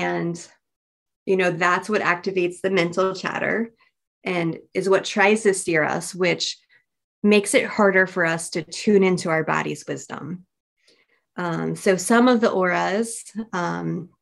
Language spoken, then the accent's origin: English; United States; I'm definitely American.